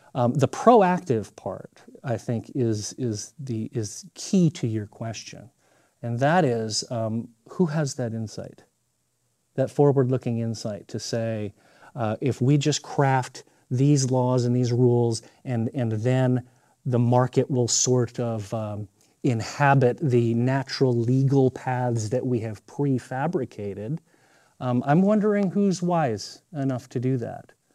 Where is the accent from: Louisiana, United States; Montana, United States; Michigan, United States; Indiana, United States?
Montana, United States; I'm from Montana